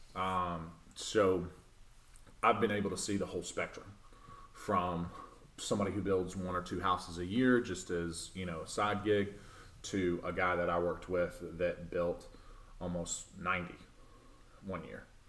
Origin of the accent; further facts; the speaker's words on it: Clinton, Tennessee, United States; moved away as an adult; also born or lived in Nashville, Tennessee; now in Murfreesboro, United States; I was born and raised in Knoxville, um, a little town called Clinton